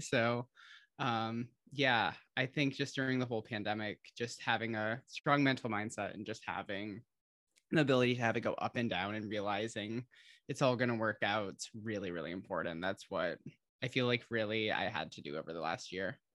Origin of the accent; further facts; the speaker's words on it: Holland, Michigan, United States; moved away; she's from my hometown